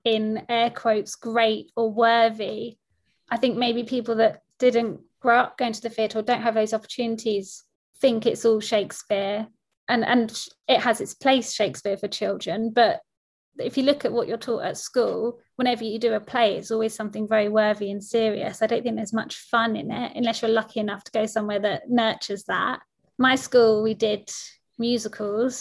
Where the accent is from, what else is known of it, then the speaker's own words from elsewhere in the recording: Croydon, London, United Kingdom; I grew up in Croydon, so I was never far from the London theatre scene